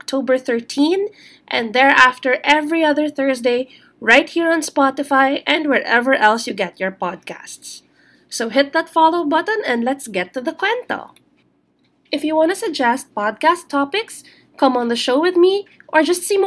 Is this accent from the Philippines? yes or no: yes; Philippines; I am Filipino. Now, here in the Philippines